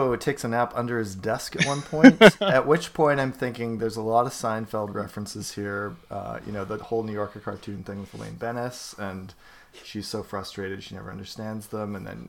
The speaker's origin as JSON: {"language": "English", "country": "Canada", "said": "if you know a little bit of French like I do, because I'm Canadian"}